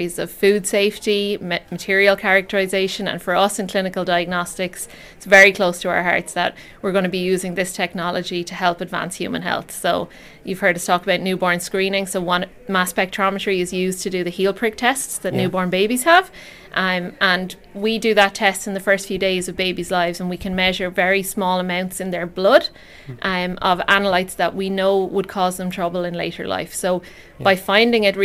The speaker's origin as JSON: {"language": "English", "area": "Bunclody, Wexford", "region": "Leinster", "country": "Ireland", "said": "I'm from Banno. Proud Wexford woman."}